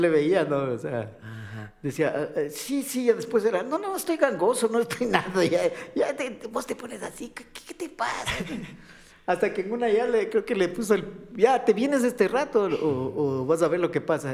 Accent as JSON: {"language": "Spanish", "town": "Quito", "region": "Pichincha", "country": "Ecuador", "said": "nosotros los quiteños, eh, yo soy quiteño, parezco alemán, pero soy quiteño"}